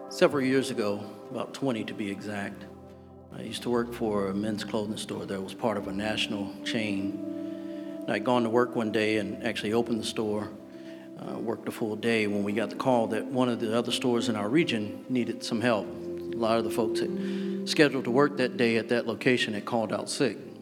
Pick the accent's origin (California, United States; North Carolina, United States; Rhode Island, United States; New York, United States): North Carolina, United States; Growing up in the South, particularly in North Carolina